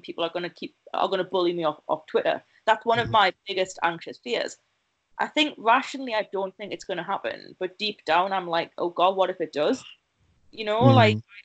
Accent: near Newcastle, North East England, United Kingdom; moved away as an adult; also born or lived in Oxford; the big city near my hometown, Newcastle.

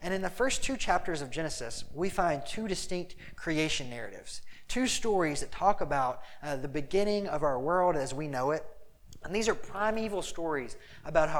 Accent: Mississippi, United States; now in Chicago, United States; I'm from Mississippi, we like jump in ponds

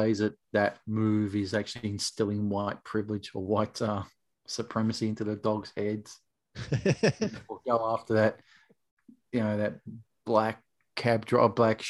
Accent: Australia

